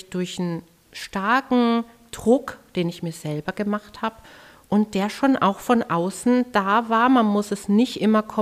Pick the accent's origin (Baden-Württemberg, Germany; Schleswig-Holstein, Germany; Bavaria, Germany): Bavaria, Germany; Herzogenaurach; in meiner Heimatstadt Herzogenaurach.